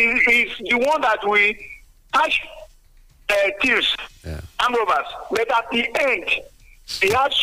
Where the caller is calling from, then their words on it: Nigeria; I'm calling from Songo.